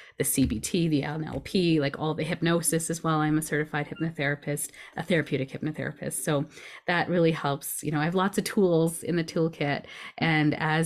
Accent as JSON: {"language": "English", "town": "Edmonton", "region": "Alberta", "country": "Canada", "tie": "born or raised there", "also_born_or_lived": "Toronto / Vancouver / Richmond / South Surrey", "said": "this is where I've kind of grew up most of my life. I was born in Toronto, and then we moved westward, each year until my brother was born here in Edmonton."}